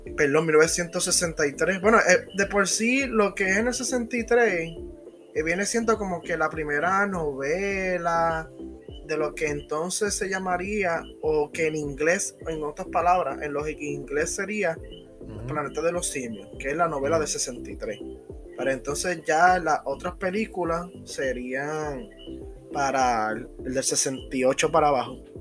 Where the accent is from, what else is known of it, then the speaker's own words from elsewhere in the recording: Puerto Rico; yo como puertorriqueño